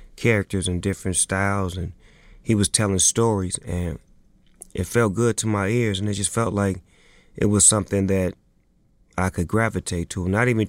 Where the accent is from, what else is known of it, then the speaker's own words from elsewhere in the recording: Long Beach, California, United States; I was born in Eastside, Long Beach, California. Raised by a single parent, by my mother.